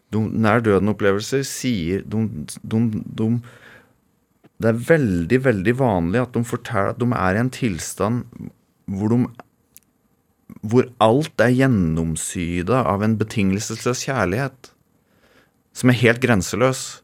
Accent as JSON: {"language": "Norwegian", "area": "Toten", "region": "Innlandet", "country": "Norway", "tie": "born or raised there", "said": "Dirigerte kirkekoret hjemme på Toten i 25 år."}